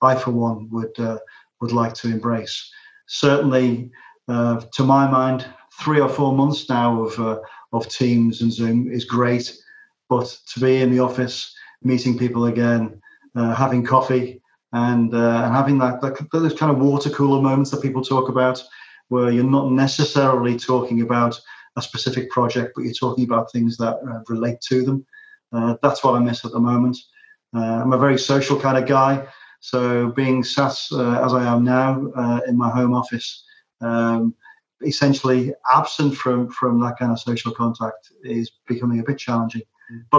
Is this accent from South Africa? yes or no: no; Liverpool, North West England, United Kingdom; moved away as an adult; also born or lived in Manchester; now in Ireland; growing up in Liverpool and then spending a lot of my working life in Manchester